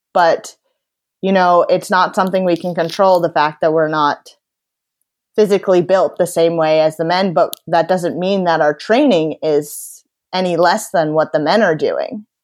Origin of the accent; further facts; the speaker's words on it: Sea Cliff, New York, United States; moved away as an adult; now in Boston, United States; I'm from Seacliff, New York, which is out in Long Island, but I currently live in Boston, Massachusetts